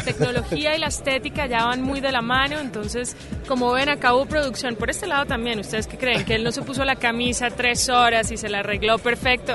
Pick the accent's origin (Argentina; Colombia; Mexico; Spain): Colombia; en mi país